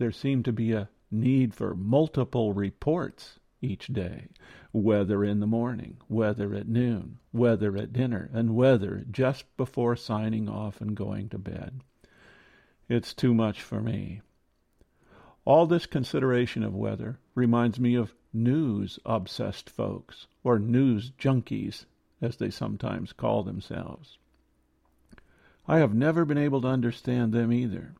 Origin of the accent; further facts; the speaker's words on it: Midwest, United States; Growing up in the Midwest